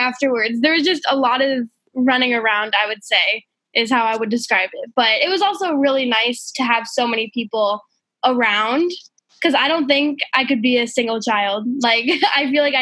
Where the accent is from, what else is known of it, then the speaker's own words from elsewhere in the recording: Colorado, United States; moved away; also born or lived in Los Angeles; at the time I lived in Colorado, my hometown